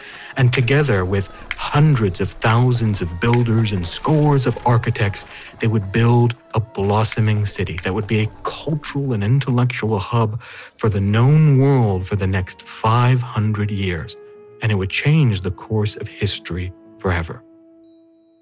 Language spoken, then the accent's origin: English; United States; that howdy was a clear indication I am from America